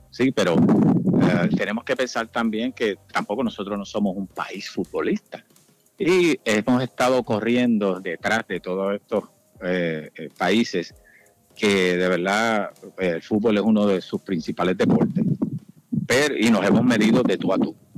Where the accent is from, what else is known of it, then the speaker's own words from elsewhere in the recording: Puerto Rico; now in Miami, United States; nosotros como puertorriqueño